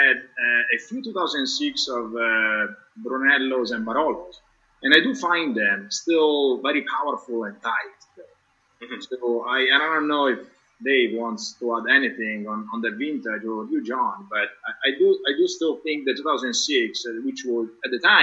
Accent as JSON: {"language": "English", "region": "Tuscany", "country": "Italy", "tie": "born or raised there", "moved": "yes", "lives_now": "Florida, United States", "said": "I grew up in Tuscany"}